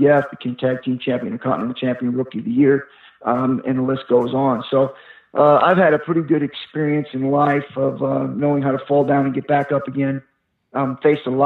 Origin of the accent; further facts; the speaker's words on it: Napa, California, United States; also born or lived in Macon, Georgia; I was born in Macon, Georgia, back in 1964. I didn't really have an upbringing, so I was on the street quite a bit, fighting in and out of trouble, then moved to Napa, California, where I continued my troubles